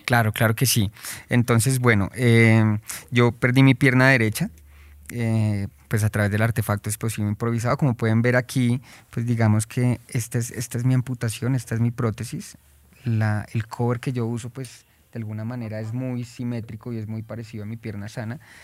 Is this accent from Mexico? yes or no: no; Colombia; como colombianos